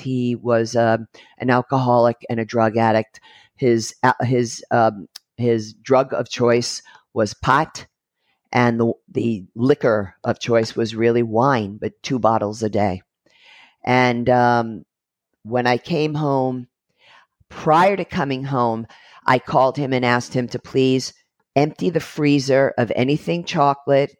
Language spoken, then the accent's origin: English; New York City, New York, United States; I'm Brooklyn born and I'm American Italian